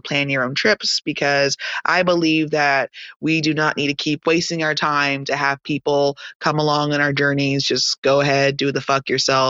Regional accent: Tyler, Texas, United States; I was born and raised in a small city called Tyler, Texas

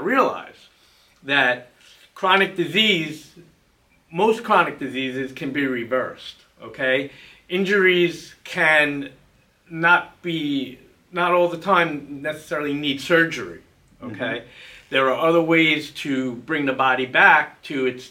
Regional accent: Plainview, New York, United States; I grew up in Plainview, Nassau County

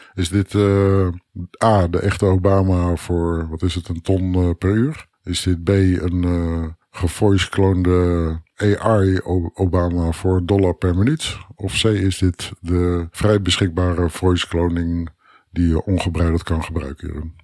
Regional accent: Netherlands; Als Nederlander

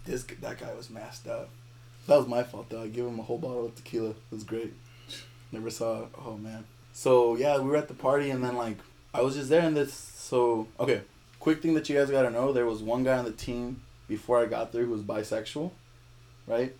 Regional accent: Compton, California, United States; I'm from California, right? And I live in Compton.

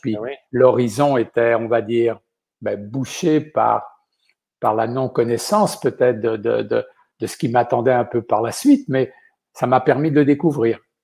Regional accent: La Gaubretière, Pays de la Loire, France; now in Quebec, Canada; je suis né dans un minuscule village qui s'appelle la Gaubretière, et ça se trouve dans, l'ouest de la France, dans un département qu'on appelle la Vendée

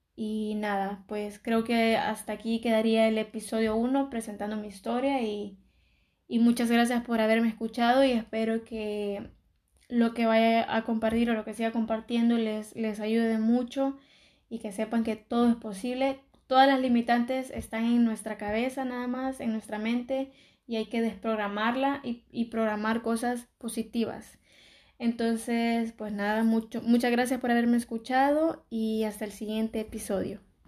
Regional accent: El Salvador; moved away as an adult; now in Barcelona, Spain; soy de El Salvador, pero vivo en, Barcelona. Y bueno, yo cuando aún vivía en El Salvador y estaba estudiando en el colegio

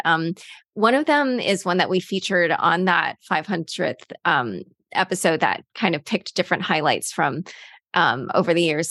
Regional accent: United States; as an American

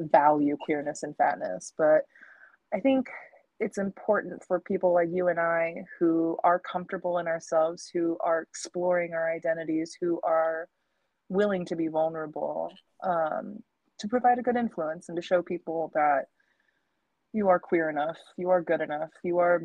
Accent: Missouri, United States; I'm from Missouri

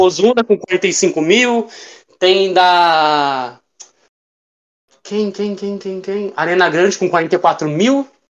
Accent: Osasco, São Paulo, Brazil; eu sou de Osasco, São Paulo. Nascido e criado

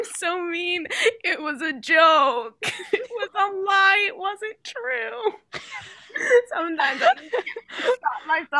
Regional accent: Pennsylvania, United States; And they were like, where are you from? And I was like, PA. And they were like, what's PA? I was like, Pennsylvania.

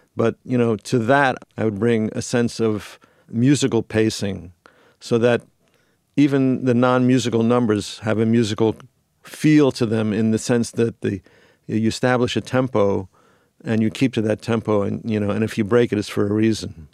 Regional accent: New York, United States; moved away as an adult; now in Los Angeles, United States; I had moved to L A in nineteen eighty-three from New York. I'm originally from New York.

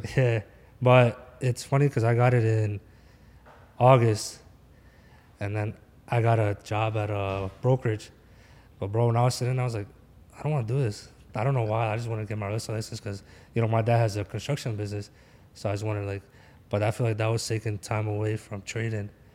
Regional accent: Philadelphia, Pennsylvania, United States; I'm from Philly

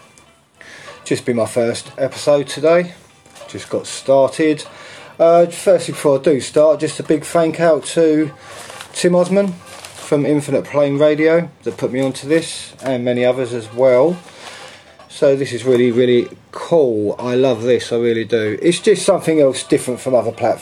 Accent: London, United Kingdom; I'm from England, London. I'm in central London

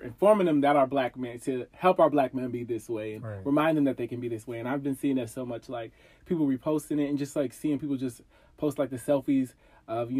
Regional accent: Ohio, United States; moved away as an adult; now in DMV area, United States; I am originally from Ohio. I live in the DMV area right now

